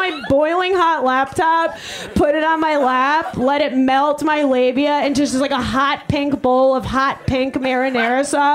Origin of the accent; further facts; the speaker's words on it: Long Island, New York, United States; now in Chicago, United States; I'm a Jew from Long Island